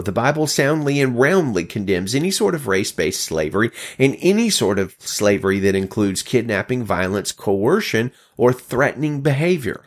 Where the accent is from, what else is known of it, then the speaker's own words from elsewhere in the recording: Alabama, United States; As a child of the South, born and raised in Alabama